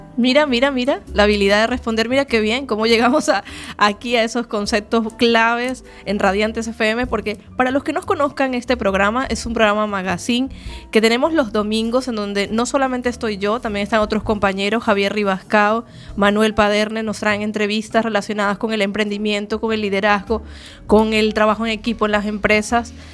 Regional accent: Venezuela; now in Galicia, Spain; yo nací en Venezuela, pero ya llevo 11 años en Galicia

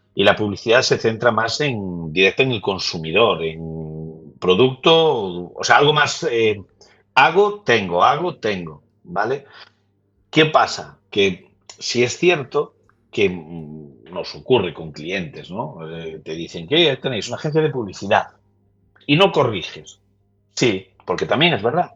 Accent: Lugo, Galicia, Spain; yo que soy de Lugo

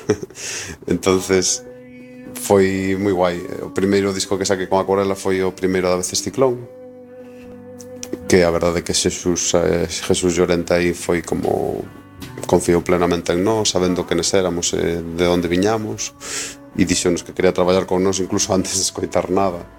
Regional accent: A Coruña, Galicia, Spain; also born or lived in Lugo; Eu son da Coruña e vivo na Coruña.

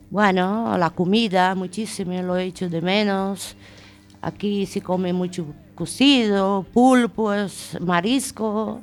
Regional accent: Brazil; moved away as an adult; now in Spain; Yo soy Brasil soy brasileira y llevo aquí ya bastantes años y contenta de estar en España.

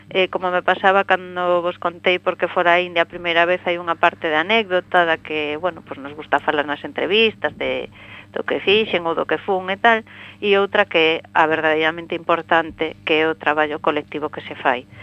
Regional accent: Bodente, Galicia, Spain; eu teño a sorte de que, como dicimos aquí, son de Bodente

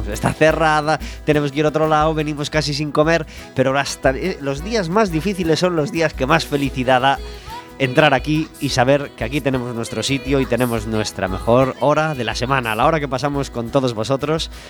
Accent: Ferrol, Galicia, Spain; Sí, yo soy de Ferrol.

